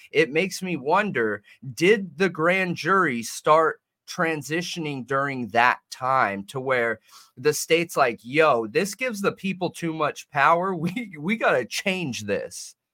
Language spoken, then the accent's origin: English; Southern California, United States; I'm from Southern California.